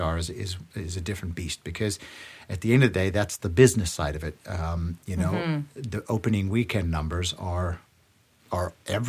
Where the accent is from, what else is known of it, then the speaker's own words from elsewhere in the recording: Canada; it's still tough to get into those rooms as a Canadian.